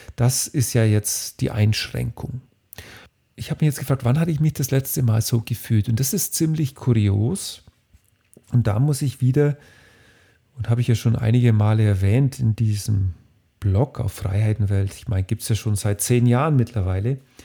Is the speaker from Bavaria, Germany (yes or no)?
yes; Bavaria, Germany; Bei uns in Bayern